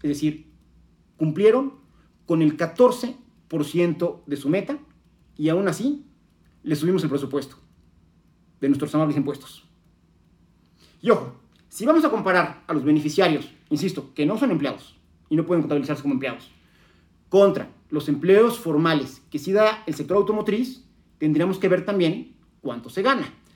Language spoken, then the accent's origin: Spanish; Mexico; como mexicanos